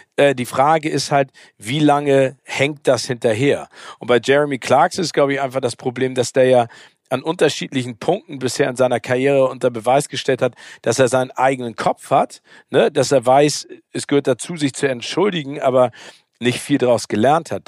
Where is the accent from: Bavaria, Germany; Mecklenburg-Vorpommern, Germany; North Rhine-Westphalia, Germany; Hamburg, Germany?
Hamburg, Germany; als Hamburger